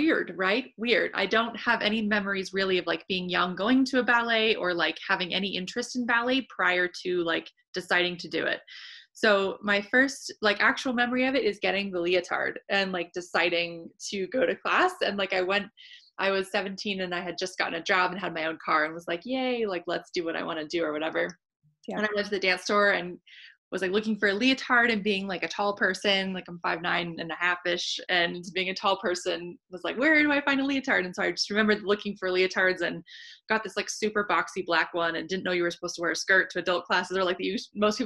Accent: San Diego, California, United States; moved away as an adult; I grew up in San Diego and I had lived in San Diego my whole life

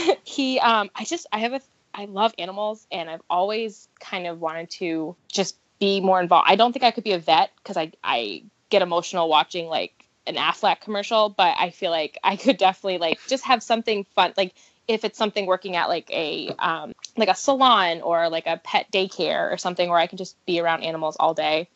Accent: New Hampshire, United States; moved away as an adult; now in Ohio, United States; I am born and raised in New Hampshire

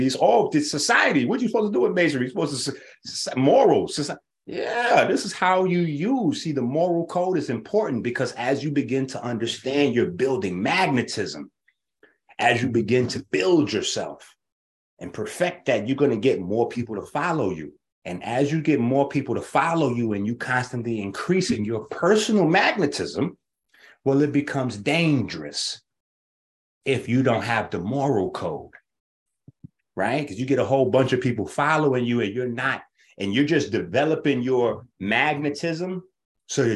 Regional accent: New York, United States; We grew up playing CeeLo in New York

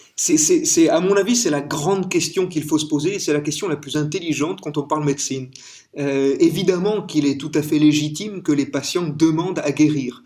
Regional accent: France; vous avez entendu mon accent, je suis français

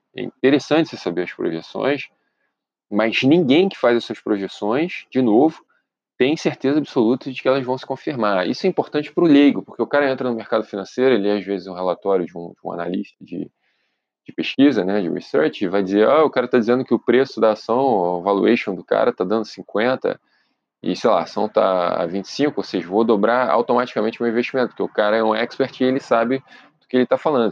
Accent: Brazil; moved away; also born or lived in Europe; nós, como brasileiros

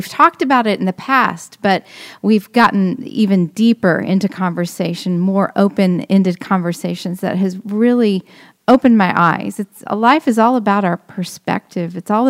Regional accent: Oklahoma, United States; now in Florida; I come from the Midland, just from Oklahoma.

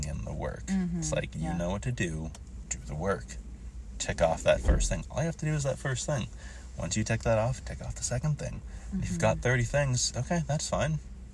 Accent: Boston, Massachusetts, United States; I'm from Boston

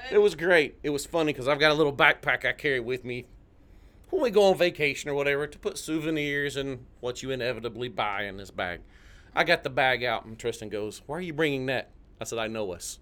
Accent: just north of Chattanooga, Tennessee, United States; moved away as an adult; also born or lived in Orlando, Florida; now in Ocala, United States; I'm from Tennessee originally, born and raised just north of Chattanooga. I spent most of my life right there in Southeast Tennessee

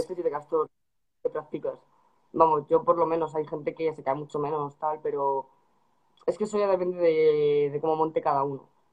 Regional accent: Madrid, Community of Madrid, Spain; yo que soy de Madrid

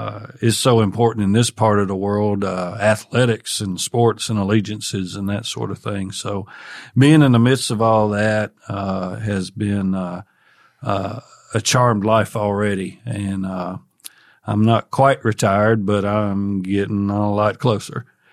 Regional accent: Tennessee, United States; Well, I grew up in Northwest Tennessee, native Tennessean, in the northwest corner of the state

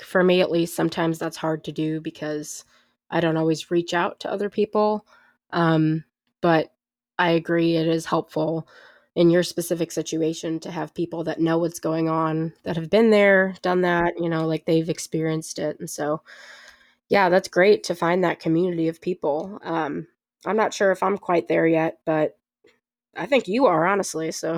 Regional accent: St. Louis, Missouri, United States; also born or lived in Jefferson City; I grew up in Saint Louis, but I'm at a school near Jefferson City

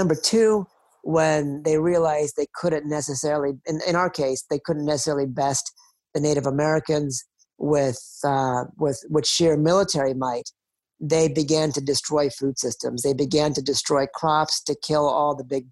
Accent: India; my own country, India

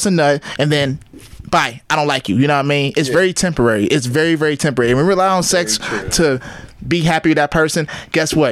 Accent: South Euclid, Ohio, United States; I don't live the streets, but I'm from South Euclid.

